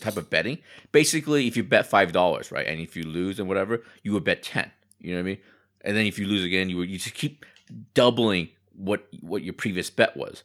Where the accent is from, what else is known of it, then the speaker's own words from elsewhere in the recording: United States; I grew up in America